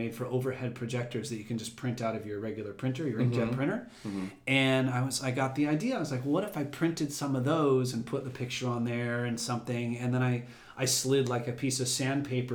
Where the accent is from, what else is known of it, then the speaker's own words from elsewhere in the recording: Los Angeles, California, United States; also born or lived in Venice Beach, California; We grew up in the San Fernando Valley. So I'm born and raised in L.A.